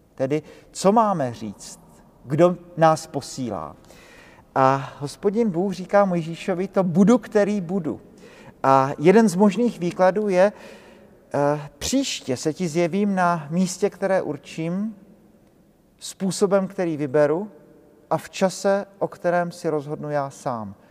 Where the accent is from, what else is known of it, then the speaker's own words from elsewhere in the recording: Brno, South Moravian Region, Czechia; now in Prague, Czechia; u nás v Brně, ze kterého pocházím